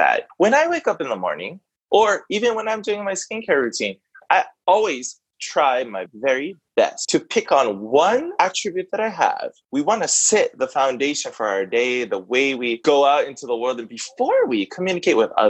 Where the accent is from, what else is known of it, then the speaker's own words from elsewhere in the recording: Hawaii, United States; as a Hawaiian human being